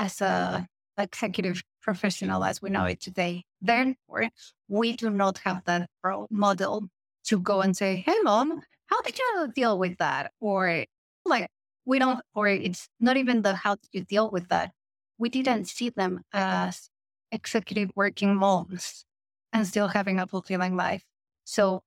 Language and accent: English; Mexico; moved away; Mexico, my home country